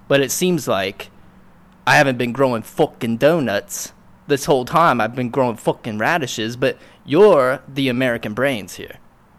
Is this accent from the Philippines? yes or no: no; Wales, United Kingdom; from Wales.